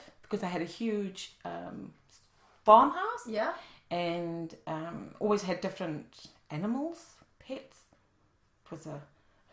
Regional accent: South Africa; moved away as an adult; I'm from South Africa originally, and I've been here 3 years

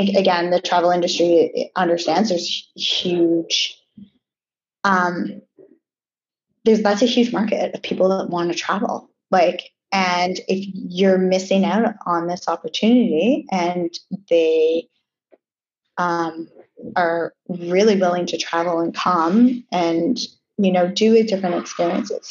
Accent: Canada; moved away as an adult; also born or lived in New York; now in Bahamas; growing up in Canada, we're so multicultural

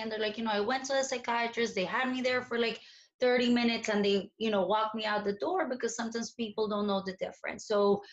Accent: Colombia; moved away; I was born in Colombia and I grew up in Colombia in the 90s

